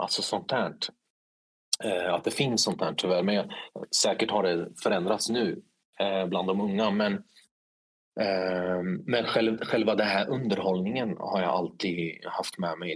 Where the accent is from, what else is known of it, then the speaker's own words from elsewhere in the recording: Linköping, Östergötland, Sweden; also born or lived in Stockholm; jag är uppvuxen i Linköping